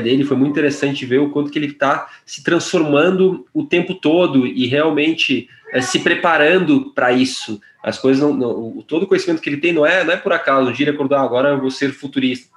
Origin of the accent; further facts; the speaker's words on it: Porto Alegre, Rio Grande do Sul, Brazil; sou de, de Porto Alegre